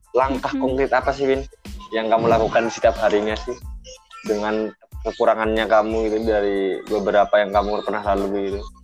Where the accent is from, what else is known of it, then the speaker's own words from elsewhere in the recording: Probolinggo, East Java, Indonesia; aku kan dari Probolinggo nih ya asalnya